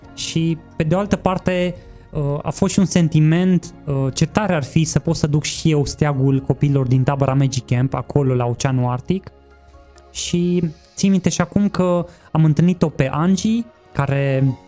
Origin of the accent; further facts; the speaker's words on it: Cluj-Napoca, Cluj County, Romania; m-am născut la Cluj, am 36